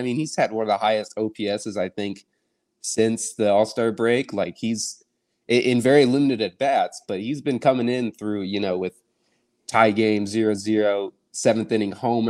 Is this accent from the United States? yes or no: yes; Indianapolis, Indiana, United States; Of course, I'm from Indy